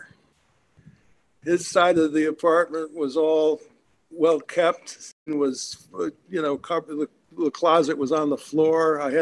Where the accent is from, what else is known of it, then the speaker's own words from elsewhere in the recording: Syracuse, New York, United States; moved away as an adult; also born or lived in Western Massachusetts; I grew up in Syracuse Park, which was football crazy at that time.